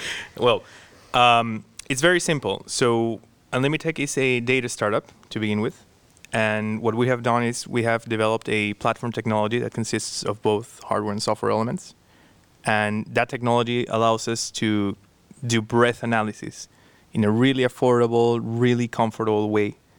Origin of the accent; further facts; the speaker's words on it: Peru; moved away as an adult; now in Cambridge, United Kingdom; I was born and raised in Peru